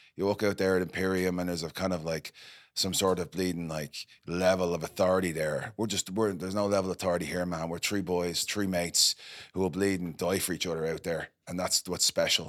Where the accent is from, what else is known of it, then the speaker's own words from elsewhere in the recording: Ireland; moved away; I'm from Ireland